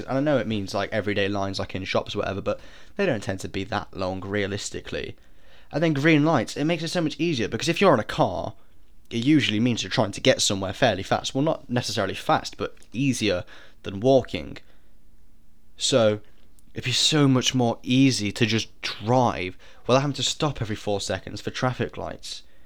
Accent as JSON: {"language": "English", "country": "United Kingdom", "said": "I'm British"}